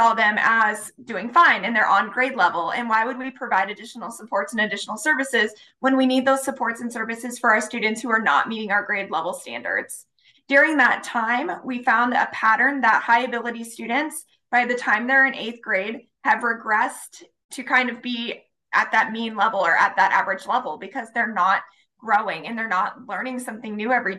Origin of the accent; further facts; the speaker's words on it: near the Appalachian Mountains, rural Ohio, United States; now in Nebraska, United States; I grew up in Ohio. I went to public schools in a rural area of Ohio, pretty close to the Appalachian Mountains